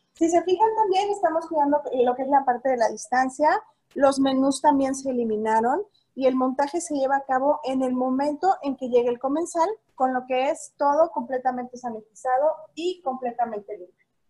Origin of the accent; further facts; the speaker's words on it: Jalisco, Mexico; Soy de por acá, soy de Jalisco